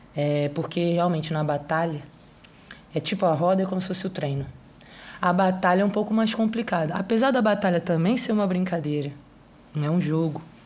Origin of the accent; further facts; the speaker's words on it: Rio de Janeiro, Brazil; eu sou do Rio de Janeiro